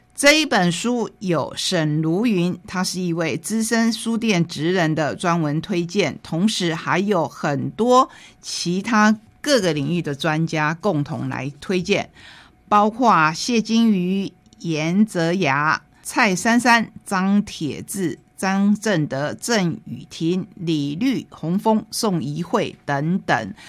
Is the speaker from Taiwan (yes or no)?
yes; Taitung County, Taiwan; 他是我们台东人